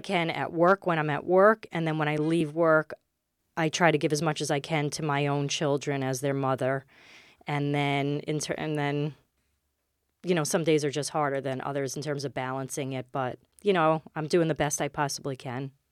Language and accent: English; New York City, New York, United States; moved away as an adult; now in Westchester County, United States; I grew up in Queens, and I went to, I went all through the schools in Queens